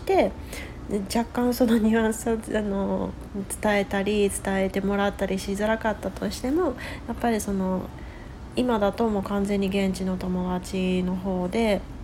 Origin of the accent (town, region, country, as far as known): Japan; first language Japanese; also born or lived in West Coast, United States; now in United States